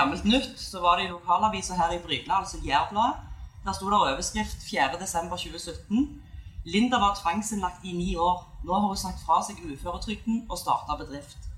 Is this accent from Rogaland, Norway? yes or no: yes; Bryne, Rogaland, Norway; moved away; har tatt meg en tur til hjembyen min Bryne